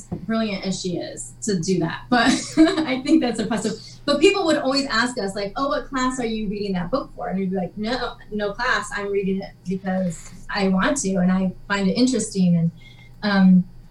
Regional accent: West Michigan, United States; I grew up in Michigan, in West Michigan

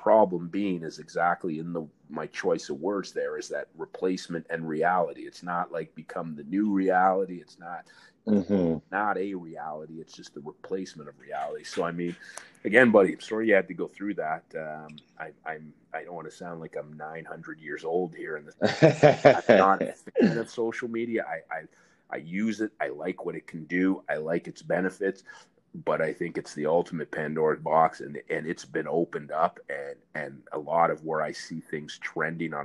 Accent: Ottawa, Ontario, Canada; as a kid growing up in Ottawa

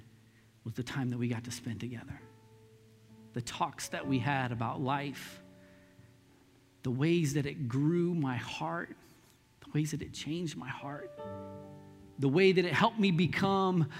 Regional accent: Lee's Summit, Missouri, United States; also born or lived in Northeast Kansas City, Missouri; when we moved from Northeast out to Lee Summit

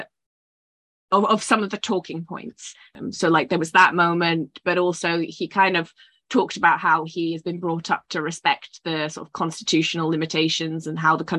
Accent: Scotland, United Kingdom; I'm Scottish

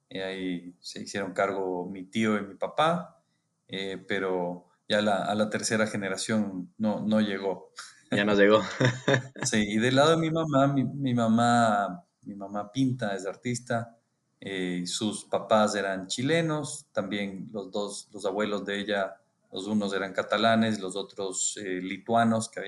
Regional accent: Quito, Pichincha, Ecuador; born there; Eh, sí, nací en, en Quito, Ecuador.

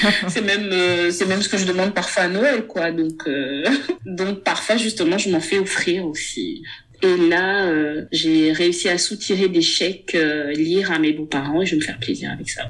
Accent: Gabon; first language Myene; French is a second language; moved away as an adult; now in France; Je suis gabonaise. Je suis née et grandie au Gabon. Je vis en France depuis 2007.

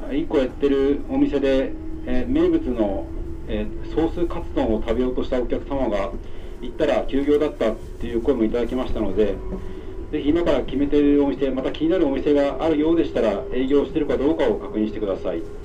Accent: Tokyo, Japan; 私の地元でございます北千住

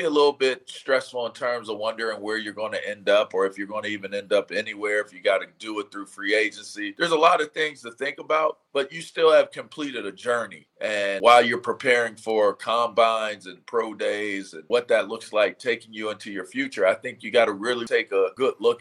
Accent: Pittsburgh, Pennsylvania, United States; I'm a Pittsburgh Penn Stater

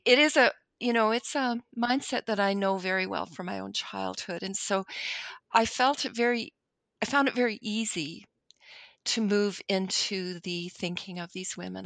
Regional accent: Winnipeg, Manitoba, Canada; I'm Canadian. I've lived in Canada all my life. I live, y, y, you know, if you put a pin in the geographical center of North America, that's pretty much my city of Winnipeg.

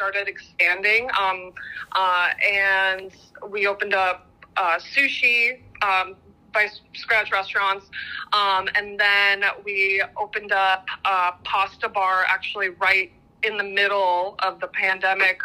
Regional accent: Latvia; also born or lived in Los Angeles, United States; now in Austin, United States; I was born in Latvia, which, yes, it's very tiny.

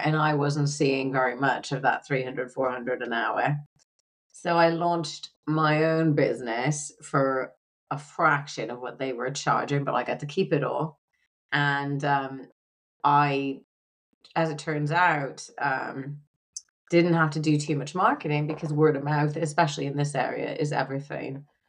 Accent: United Kingdom; now in United States; Now I went to university here in America, but I am a British citizen. And so it was easy at the time for me to travel within Europe and teach because we were part of the EU.

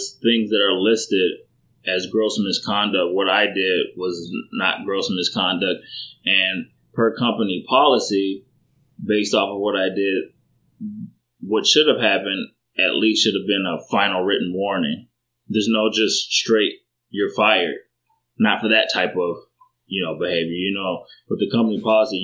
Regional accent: Chicago, Illinois, United States; growing up in Chicago, it's one of those things where it was a rough area

